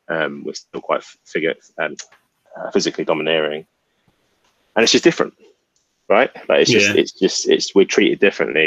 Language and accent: English; England, United Kingdom; now in London, United Kingdom; we're West Indian by heritage, but we grew up in England